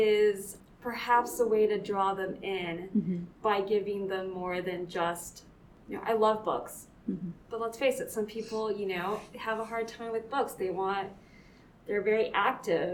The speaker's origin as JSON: {"language": "English", "area": "the Valley", "region": "Texas", "country": "United States", "tie": "born or raised there", "said": "having been born in the Valley, raised in the Valley"}